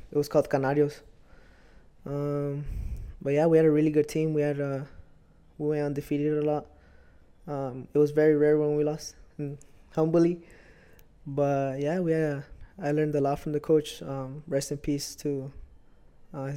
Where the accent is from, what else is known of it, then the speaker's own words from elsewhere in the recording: Salinas, California, United States; I was born here in California, born and raised here in Salinas